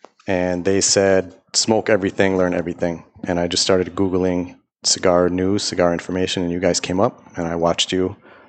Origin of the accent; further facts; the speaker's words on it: Buffalo, New York, United States; moved away as an adult; now in Bangkok, Thailand; living in Bangkok, Thailand. So before anyone hears my voice and says, this guy's not Thai, born and raised in Buffalo, New York. Moved to Thailand in 2013